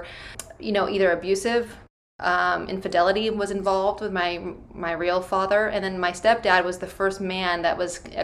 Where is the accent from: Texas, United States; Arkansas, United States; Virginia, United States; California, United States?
California, United States; Bay Area; I'm from the Bay Area. I grew up there